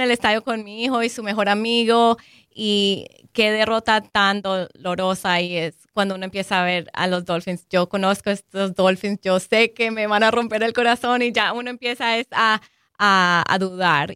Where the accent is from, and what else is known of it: Colombia